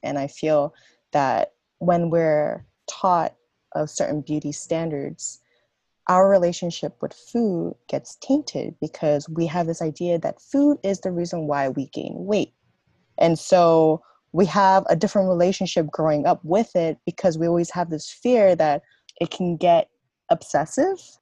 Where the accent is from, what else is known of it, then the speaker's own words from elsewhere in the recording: South Korea; moved away; I grew up in Korea.